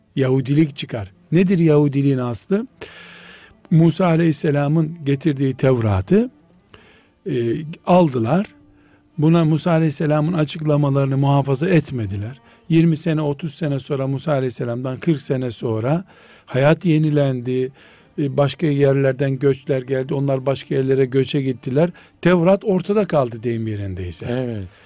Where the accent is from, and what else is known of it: Black Sea Region, Turkey; now in Istanbul, Turkey